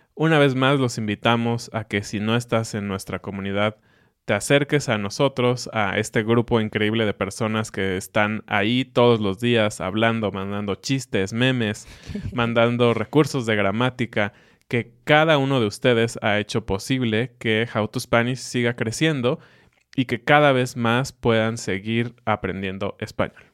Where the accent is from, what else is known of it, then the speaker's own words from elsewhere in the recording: Mexico; nosotros que somos mexicanos